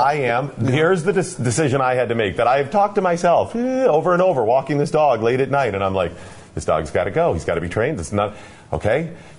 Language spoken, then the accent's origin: English; Cleveland, Ohio, United States; I grew up in Cleveland.